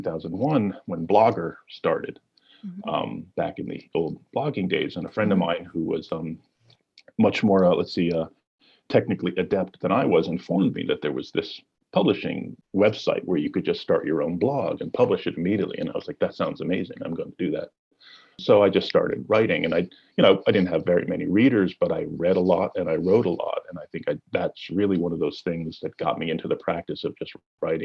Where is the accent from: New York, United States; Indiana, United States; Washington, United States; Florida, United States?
New York, United States; Nyack; I was born and raised in Nyack, New York.